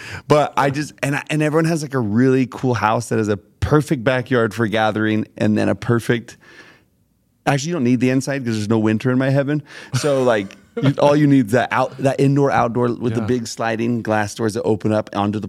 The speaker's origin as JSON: {"language": "English", "town": "Smart", "region": "Texas", "country": "United States", "said": "Y'all, I'm from Smart, Texas."}